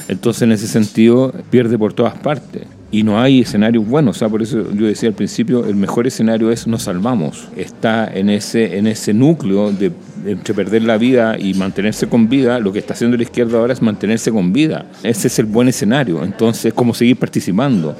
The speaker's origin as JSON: {"language": "Spanish", "country": "Chile"}